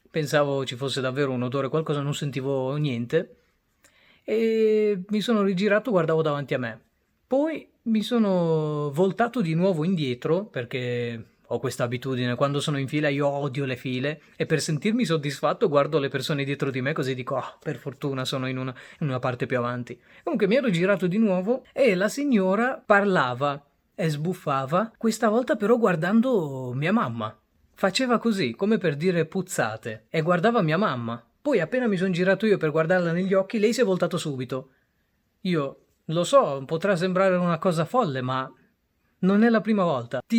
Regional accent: Bangladesh; now in Italy; Quasi tutte le volte la, quando scendevamo dal Bangladesh all'Italia per tornare in Italia, dove abbiamo la cittadinanza

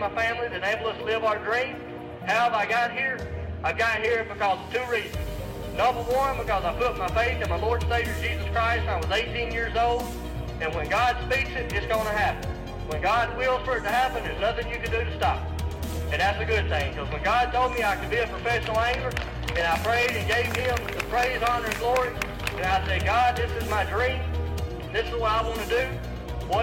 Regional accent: Hamilton, United States; my hometown of 8,000 people in Hamilton

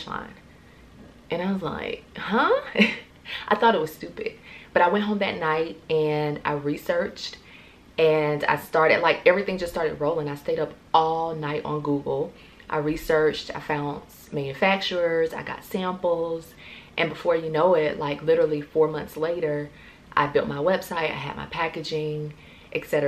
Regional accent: Central Florida, United States; moved away as an adult; now in Atlanta, United States; born and raised in Florida, Central Florida, and moved to Atlanta after graduating college

